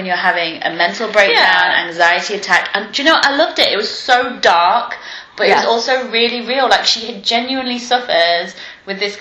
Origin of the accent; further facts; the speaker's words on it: England, United Kingdom; I'm English